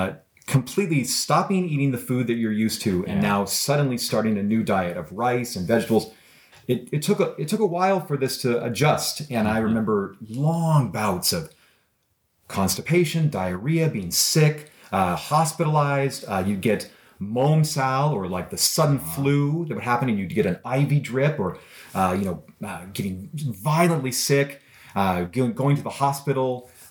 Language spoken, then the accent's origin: English; Canada; You know, they, oh, this is American, and I'm Canadian.